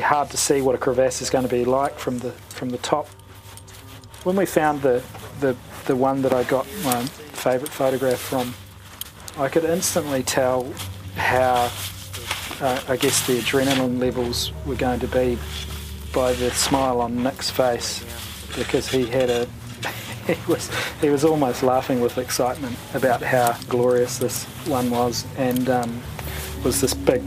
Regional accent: New Zealand; as a New Zealander

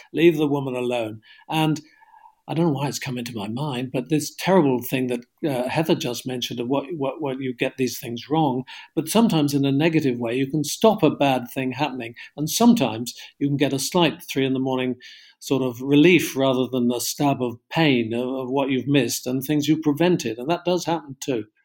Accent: Cornwall, South West England, United Kingdom; I come from Cornwall

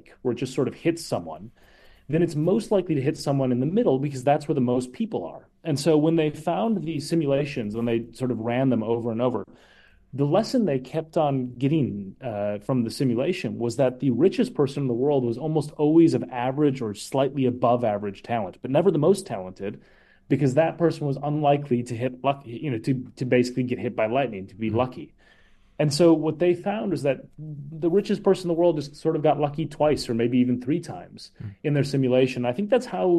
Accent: Minnesota, United States; I'm from Minnesota

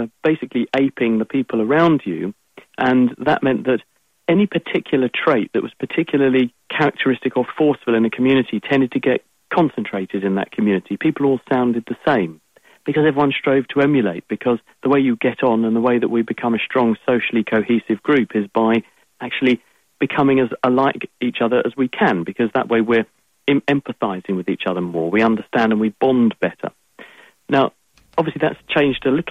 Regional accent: England, United Kingdom; accent: English; my English accent

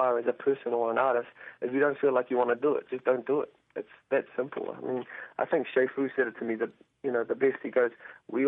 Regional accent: Auckland, New Zealand; I was born and bred in Auckland

